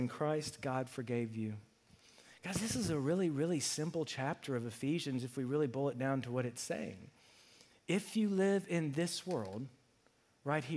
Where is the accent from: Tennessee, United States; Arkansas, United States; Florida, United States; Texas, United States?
Arkansas, United States; Ferndale; I was from Ferndale